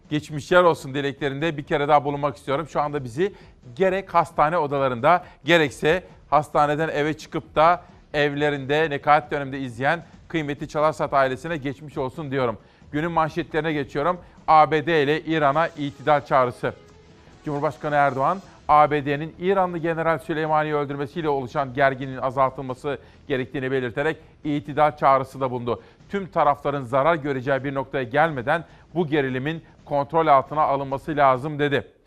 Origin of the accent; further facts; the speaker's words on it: Simav, Kütahya, Turkey; Memleketim Simav'da karlıymış.